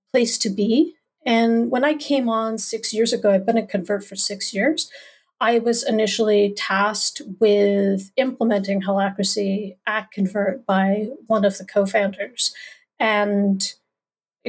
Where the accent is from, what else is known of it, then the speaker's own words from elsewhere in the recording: Canada; I am one Canadian